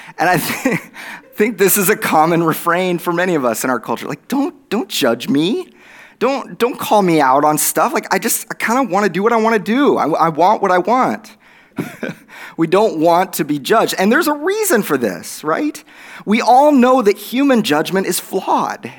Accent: Oklahoma, United States; accent: Oklahoma; my Oklahoma accent

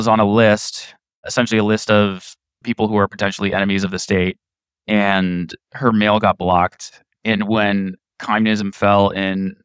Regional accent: Maryland, United States; first language Polish; English is a second language; now in New York City, United States; I was born a couple years later in 1988. Grew up in the Maryland area

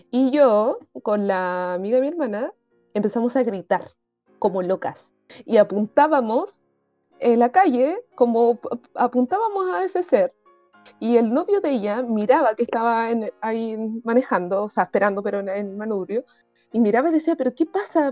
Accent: Antofagasta, Chile; moved away; yo vivía en el norte en, cuando era pequeña y también vivía en Antofagasta

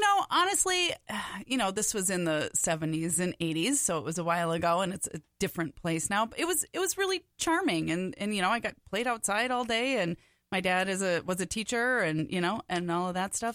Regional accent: Big Lake, Minnesota, United States; moved away; I was born in Big Lake

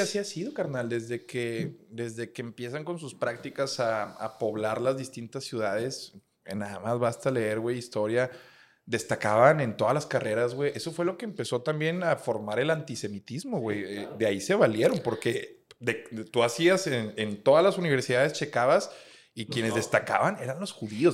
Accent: Monterrey, Nuevo León, Mexico; somos regios

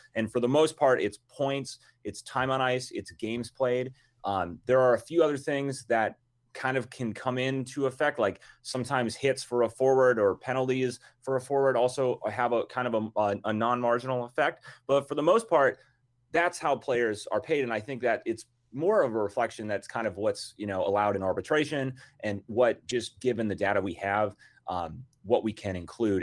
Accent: Minnesota, United States; I'm from Minnesota.

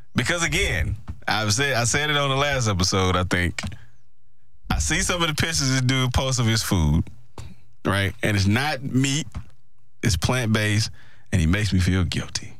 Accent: Mississippi, United States; I'm from Mississippi

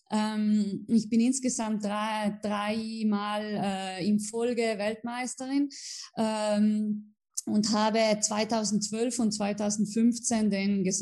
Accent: Merano, Trentino-Alto Adige, Italy; also ich bin in äh, Meran in Südtirol geboren und aufgewachsen. Äh, ja, äh, in Südtirol haben wir jede Menge Berge

